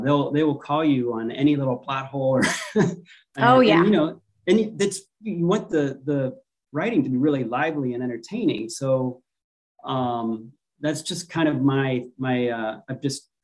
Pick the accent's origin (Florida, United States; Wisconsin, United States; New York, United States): Florida, United States; moved away as an adult; also born or lived in Pennsylvania / North Carolina / Chicago / California; now in Hawaii, United States; Pennsylvania is where I was born, grew up in Florida